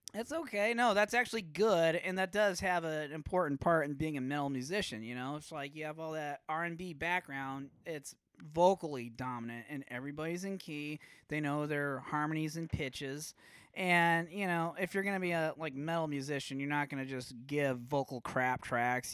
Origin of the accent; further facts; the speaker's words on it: Omaha, Nebraska, United States; growing up in Omaha